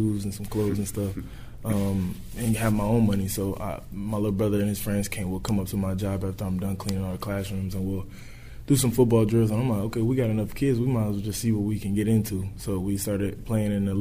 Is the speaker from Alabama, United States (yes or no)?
no; Indianapolis, Indiana, United States; A couple of things that I loved about my hometown is just basketball is just a big thing